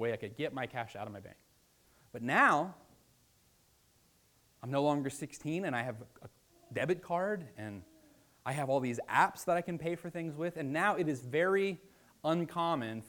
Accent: Virginia, United States; I'm from Virginia

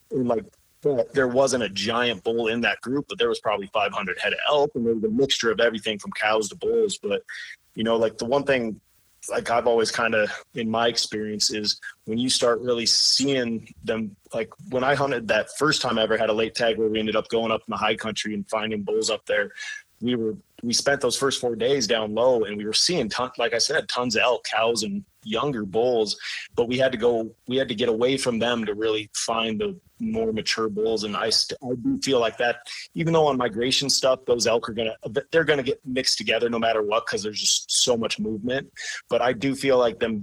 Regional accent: Idaho, United States; where I grew up in Idaho

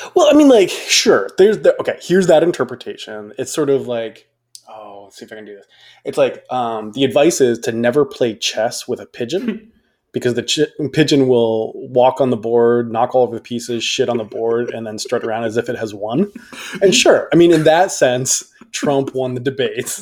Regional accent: United States; being an American

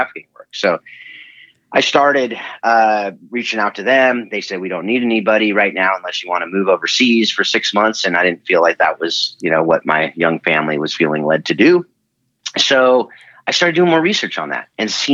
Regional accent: Southern California, United States; moved away as an adult; also born or lived in Hawaii / Georgia / Nashville; now in Northern California, United States; I'm born and raised on Southern Cal. And now I'm up in Northern California

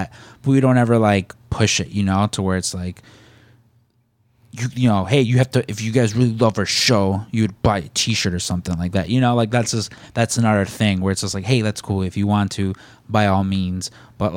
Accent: Chicago, Illinois, United States; accent: Chicago; I had a Chicago accent

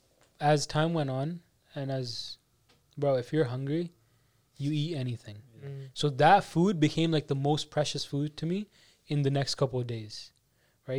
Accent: Canada; I come from Canada.

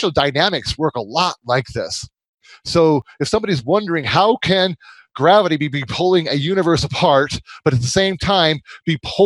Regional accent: Michigan, United States; moved away; I'm from Michigan originally

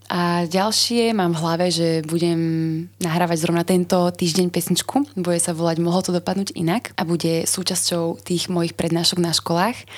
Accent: Slovakia; Uh, my sme ako Slováci veľmi konzervatívny národ

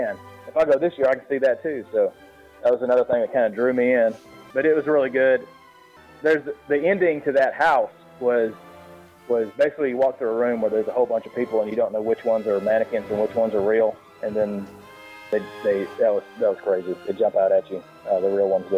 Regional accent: the South, United States; I'm being from the South

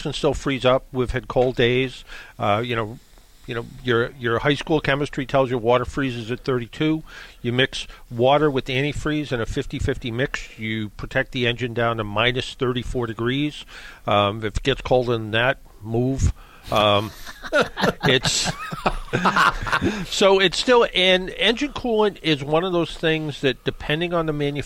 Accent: Brockton, Massachusetts, United States; I grew up in Brockton

